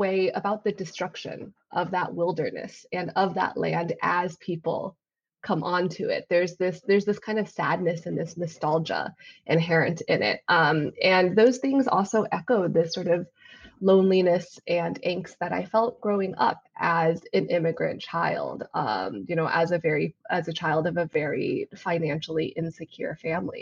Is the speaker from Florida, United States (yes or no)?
no; California, United States; moved away; also born or lived in China / Kentucky / Thailand; my family moved to California when I was about 8 years old. So it's a very formative childhood experience where we lived in Kentucky, way across the country to begin